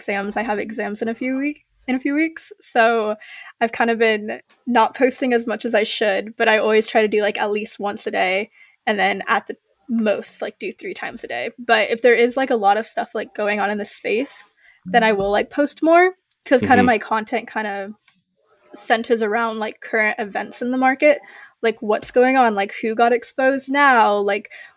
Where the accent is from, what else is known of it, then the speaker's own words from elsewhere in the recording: Midwest, United States; also born or lived in United Kingdom; I'm from the Midwest